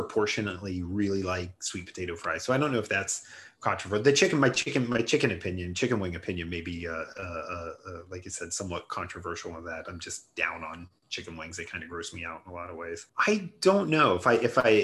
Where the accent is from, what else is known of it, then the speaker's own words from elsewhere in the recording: Ohio, United States; I'm from Ohio.